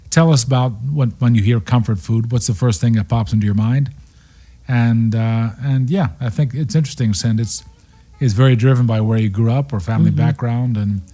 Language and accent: English; Cincinnati, Ohio, United States; now in Baltimore, United States; My wife and I have been in Baltimore for over 25 years. We grew up in Cincinnati.